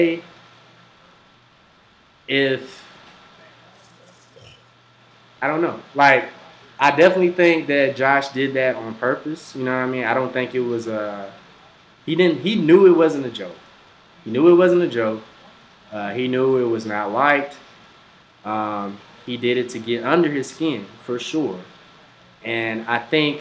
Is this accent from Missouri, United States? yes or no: no; Mobile, Alabama, United States; We're all from Mobile. From Alabama